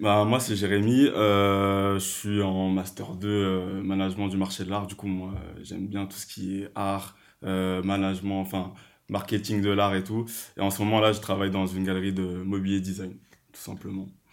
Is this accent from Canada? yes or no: no; Guadeloupe; je suis guadeloupéen